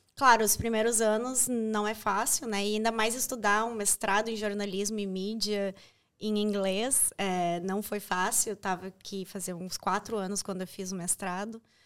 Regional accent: Brazil; moved away as an adult; now in Ireland

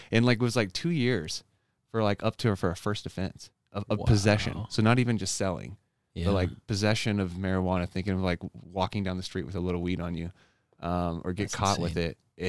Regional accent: Oklahoma, United States; So I grew up in Oklahoma, born and raised there, in a conservative household.

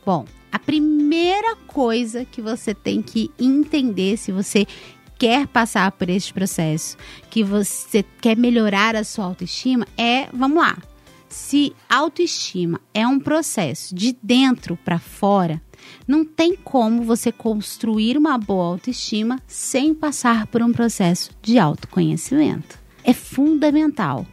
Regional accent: São Paulo, Brazil; Eu, eu sou de São Paulo

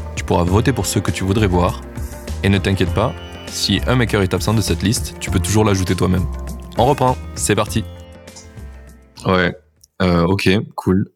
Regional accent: France; je suis français

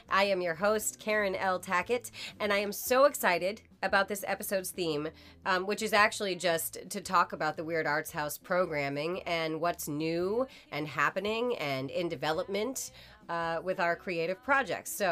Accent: Masconomet, Massachusetts, United States; both graduated from Masco.

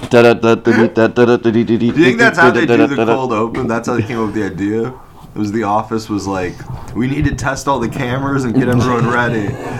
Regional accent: Cleveland, Ohio, United States; growing up in Cleveland

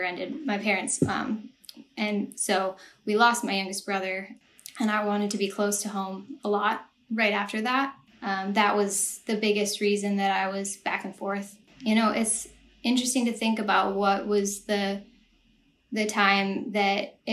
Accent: Eau Claire, Wisconsin, United States; moved away as an adult; also born or lived in Minneapolis, Minnesota / Arizona; now in Los Angeles, United States; I grew up in Eau Claire for most of my life.

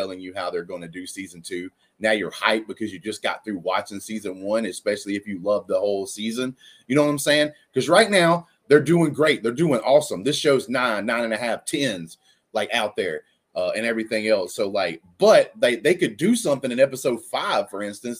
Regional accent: Alabama, United States; I am white dude from Alabama

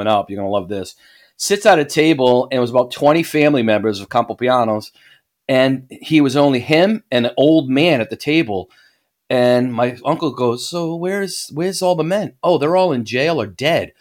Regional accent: Northeast, United States; That's what I grew up with in the Northeast

